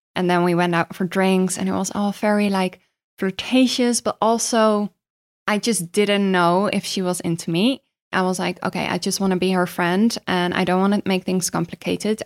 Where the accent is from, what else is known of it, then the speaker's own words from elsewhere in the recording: Netherlands; I am from Holland.